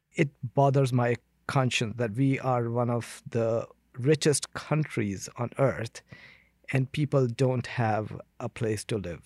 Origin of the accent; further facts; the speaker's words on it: India; now in Canada; I come from India where human rights violation is, uh, daily occurrence